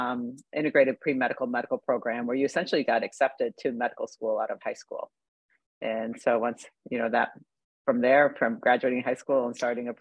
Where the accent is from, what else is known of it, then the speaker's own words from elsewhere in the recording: Michigan's Upper Peninsula, United States; I am a native of Michigan. I grew up in Michigan's Upper Peninsula, which not many people have traveled across the bridge or been to, a small town.